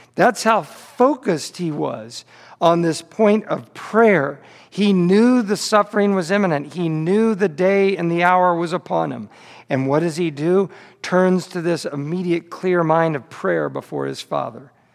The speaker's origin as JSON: {"language": "English", "town": "Kansas City", "region": "Missouri", "country": "United States", "tie": "born or raised there", "said": "born and raised in Kansas City"}